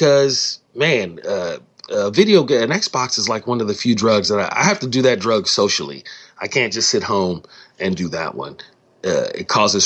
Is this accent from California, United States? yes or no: yes; California, United States; as a Californian